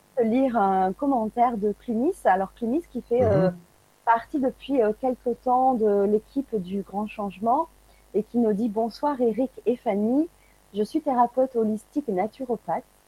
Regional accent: France; de par chez nous en France

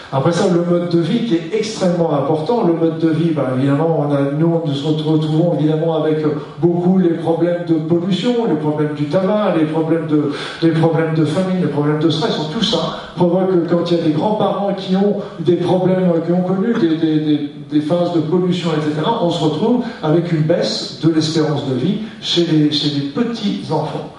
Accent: Paris, Île-de-France, France; chez nous à Paris

